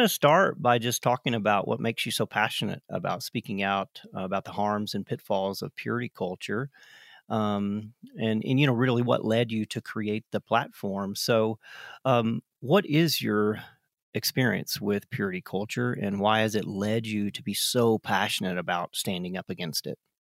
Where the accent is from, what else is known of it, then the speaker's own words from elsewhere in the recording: South Carolina, United States; we are both from South Carolina